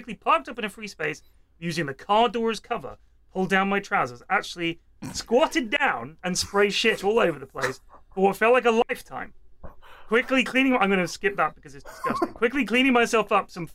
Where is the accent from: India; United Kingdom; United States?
United Kingdom; Bournemouth, South West England; when we just moved to Westbourne, which is where I grew up in Bournemouth